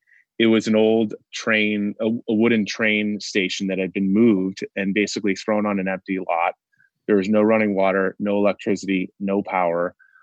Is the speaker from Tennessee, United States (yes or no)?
no; Connecticut, United States; every single high school in the area in Connecticut where we grew up in Fairfield County has a girls and boys rowing team.